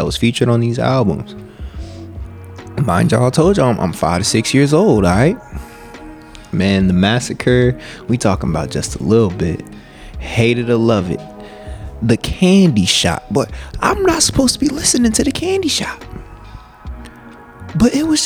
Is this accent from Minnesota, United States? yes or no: no; Gwinnett, Atlanta, Georgia, United States; also born or lived in Mississippi; we gotta adapt to the Atlanta culture because we moved away from Mississippi. That's where your boy was born, and we moved here about when I was about 5, 6. You know, started living in Gwinnett